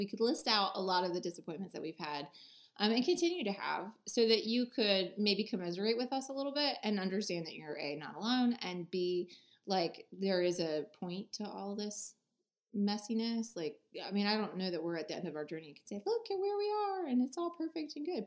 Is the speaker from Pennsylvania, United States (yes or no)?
yes; Erie, Pennsylvania, United States; the town I was born in Erie, Pennsylvania